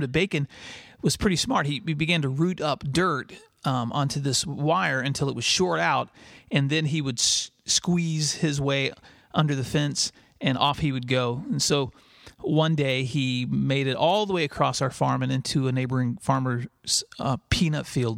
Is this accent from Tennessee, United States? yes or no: yes; West Tennessee, United States; I grew up in West Tennessee, and my parents raised six children there on a small farm